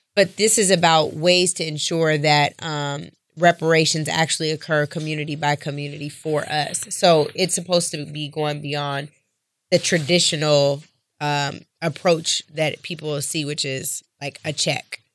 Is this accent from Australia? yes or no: no; Seattle, Washington, United States; born and raised in Seattle, Washington